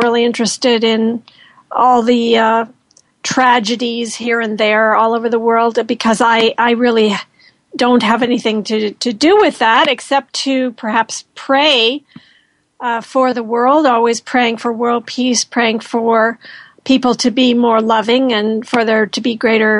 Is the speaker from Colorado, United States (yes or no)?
yes; Colorado, United States; I was born in Colorado